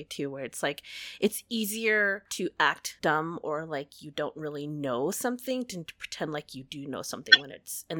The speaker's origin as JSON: {"language": "English", "country": "United States", "tie": "born or raised there", "said": "I am an American. I was born here."}